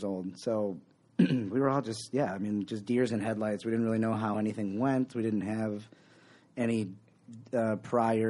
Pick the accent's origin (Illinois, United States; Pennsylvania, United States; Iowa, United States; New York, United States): New York, United States; Buffalo; I am from the Buffalo